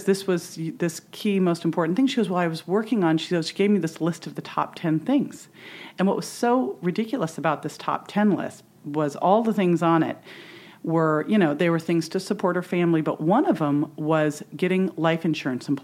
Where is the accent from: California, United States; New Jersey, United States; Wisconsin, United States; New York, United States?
California, United States; Berkeley; also born or lived in San Francisco; I was born in San Francisco. I grew up in Berkeley